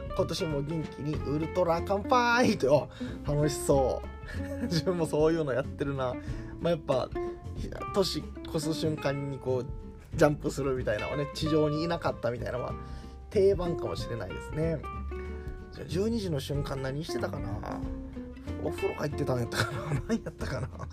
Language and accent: Japanese; Kakogawa, Hyogo, Japan; moved away; 私の地元は兵庫県、加古川市というところ